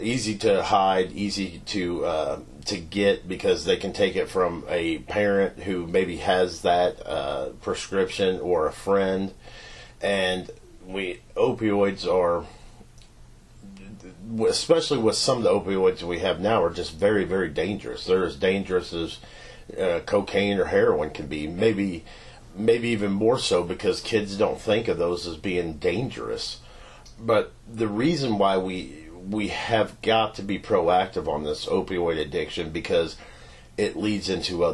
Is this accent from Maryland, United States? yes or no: no; Knoxville, Missouri, United States; also born or lived in Richmond, Missouri; So I grew up in Knoxville, Missouri. We bought a farm out there when I was 3